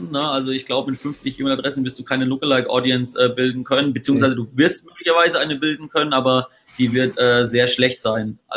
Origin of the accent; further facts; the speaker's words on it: Bavaria, Germany; wenn es dann um die Wurscht geht im, im Webinar, wie wir so schön bei uns in Bayern sagen, dann habe ich das auch dabei, um die Wurst.